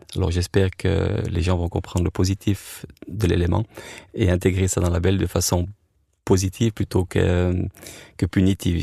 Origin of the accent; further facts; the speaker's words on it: French-speaking Switzerland, Romandy, Switzerland; Moi, en tant que Suisse roman, j'étais faire ça en Suisse allemande et les Suisses allemands venaient chez nous